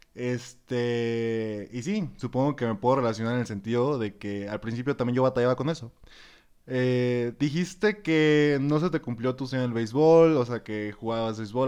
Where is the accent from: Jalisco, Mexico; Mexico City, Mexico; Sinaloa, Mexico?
Sinaloa, Mexico; Escuinapa; now in Guadalajara, Mexico; yo también soy foráneo, pues obviamente en el primer podcast les expliqué que también soy de Escuinapa, Sinaloa.